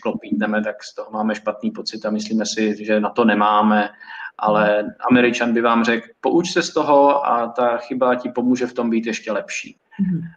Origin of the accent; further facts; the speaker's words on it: Prague, Czechia; also born or lived in Reading, England; já jsem z Prahy a nebydlel jsem nikdy na koleji